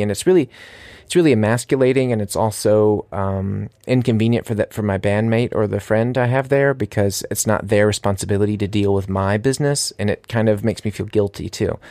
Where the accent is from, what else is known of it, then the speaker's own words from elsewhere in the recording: United States; moved away as an adult; now in Munich, Germany; I'm an American living here in Munich